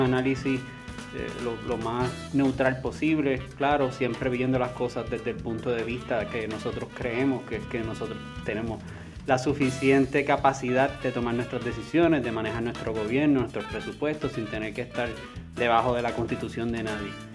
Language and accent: Spanish; Puerto Rico; como puertorriqueño